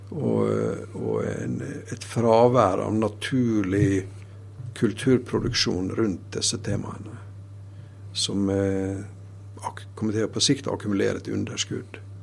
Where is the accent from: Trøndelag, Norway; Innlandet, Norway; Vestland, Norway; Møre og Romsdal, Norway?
Møre og Romsdal, Norway; Sunnmøre; jeg er fra Sunnmøre